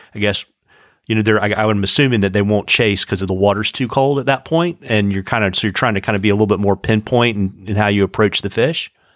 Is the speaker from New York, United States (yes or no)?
no; Central Virginia, United States; I grew up in Central Virginia